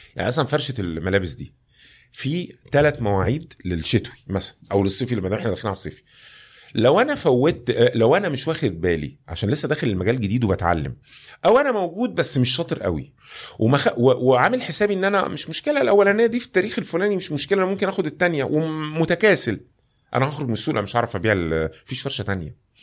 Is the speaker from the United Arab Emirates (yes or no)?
no; Egypt